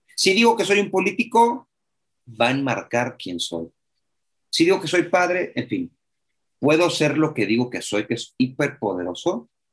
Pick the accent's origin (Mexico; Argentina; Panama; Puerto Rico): Mexico; un mexicano de 42 años